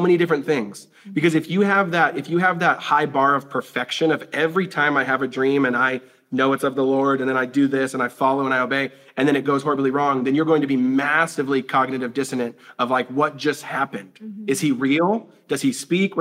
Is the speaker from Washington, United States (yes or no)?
yes; Tacoma, Seattle, Washington, United States; I was born in Seattle, Washington, or we were born in Tacoma, Seattle, Washington, where it's like, you know, the stuff that you go to on the field trips that's really old is like 70 years old